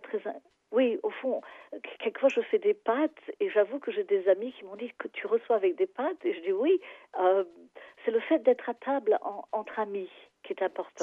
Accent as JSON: {"language": "French", "region": "England", "country": "United Kingdom", "second_language": "French", "moved": "as an adult", "lives_now": "Paris, France", "said": "je suis anglaise"}